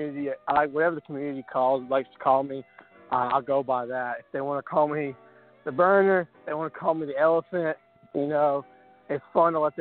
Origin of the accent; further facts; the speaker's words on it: Alabama, United States; I'm from Alabama.